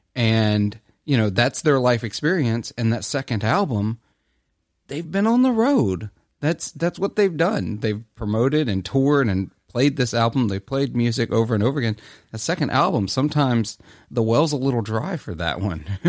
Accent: Clarksdale, Mississippi, United States; I'm from Clarksdale, Mississippi. It's in my blood

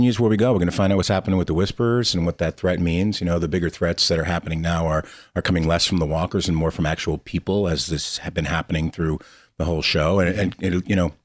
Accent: Lakewood, New Jersey, United States; I grew up in Lakewood, New Jersey, and the lake used to freeze over

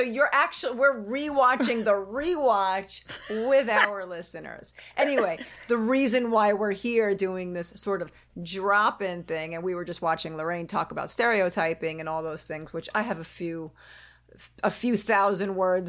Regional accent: New York, United States; accent: New York; My daughter always says, "You don't have a New York accent." I'm like, "Fuck yes, I do."

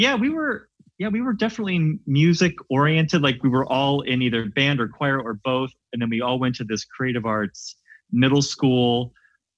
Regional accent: Canton, Ohio, United States; Grew up in Ohio, Canton, Ohio

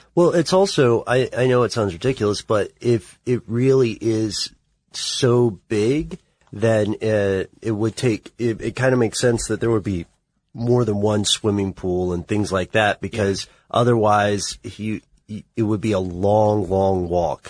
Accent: United States; you and I come from the United States

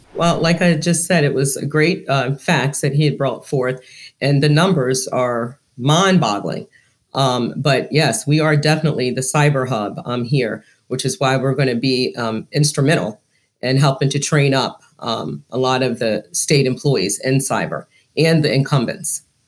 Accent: Westminster, Maryland, United States; I grew up in Carroll County, Maryland, a little small town called Westminster

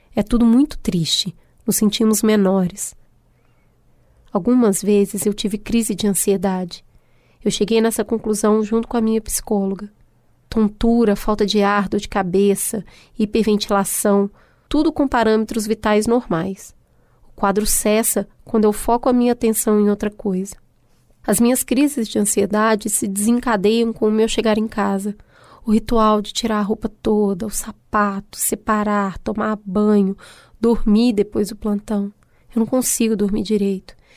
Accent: Minas Gerais, Brazil; accent: mineiro; misturar inglês com sotaque mineiro

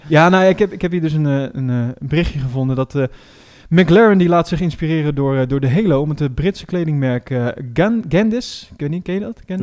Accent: Netherlands; als Nederlanders

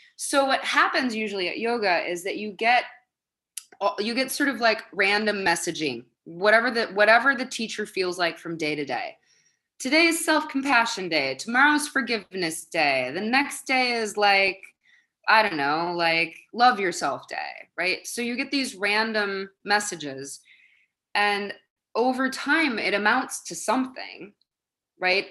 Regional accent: Madison, Wisconsin, United States; moved away as an adult; now in New York City, United States; I grew up in Wisconsin where people were tall and blonde

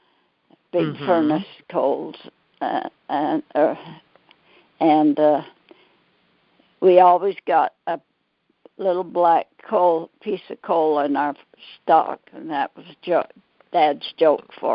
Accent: Pleasant Grove, United States; I was born and raised in Pleasant Grove

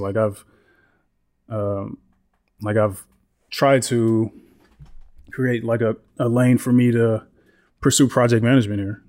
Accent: Houston, Texas, United States; moved away as an adult; now in Austin, United States; I grew up in Houston. I went to school in Houston

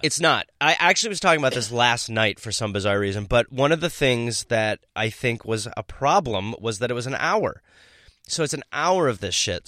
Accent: Milwaukee, Wisconsin, United States; moved away; I'm from Milwaukee, Wisconsin

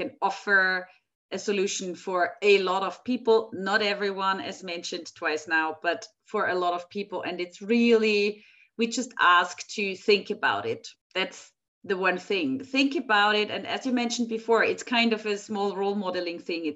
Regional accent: Graz, Styria, Austria; now in Vienna, Austria; I'm actually from the southern part of Austria, from Graz

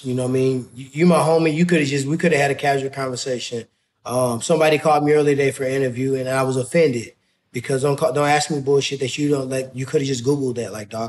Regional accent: Ferguson, Missouri, United States; So for me, growing up in Ferguson is everything to me. So, you know, if somebody got something to say bad about Ferguson, they really like saying your mama to me

